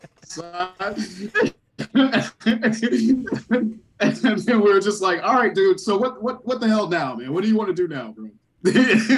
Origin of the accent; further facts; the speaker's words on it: Savannah, Georgia, United States; now in Chicago, United States; I went to Savannah, Georgia. So I'm originally from Savannah.